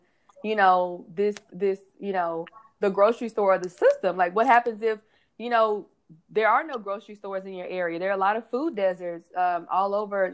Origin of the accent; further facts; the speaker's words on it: Houston, Texas, United States; I grew up in Houston, and I would go down to Louisiana and visit my family